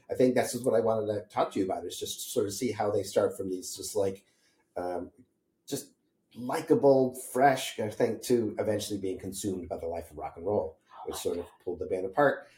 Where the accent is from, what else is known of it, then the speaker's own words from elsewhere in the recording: Holyoke, Massachusetts, United States; I grew up in Western Massachusetts in Holyoke, Massachusetts